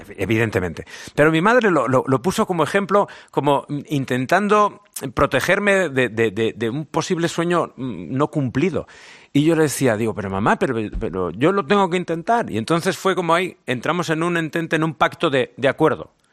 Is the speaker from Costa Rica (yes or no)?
no; Zaragoza, Aragon, Spain; accent: Zaragoza; soy de Zaragoza, me siento muy orgulloso de ser aragonés y el acento